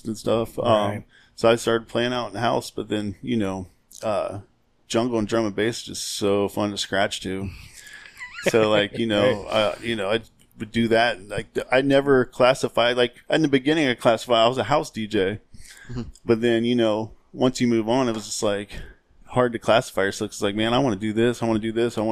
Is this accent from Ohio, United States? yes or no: yes; Ohio, United States; I grew up in Pickwell, Ohio